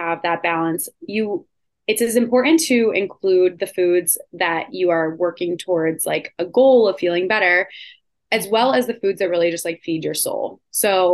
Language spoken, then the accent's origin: English; Rochester, New York, United States; also born or lived in Hoboken; now in Manhattan, United States; I went back to my hometown of Rochester to be with my parents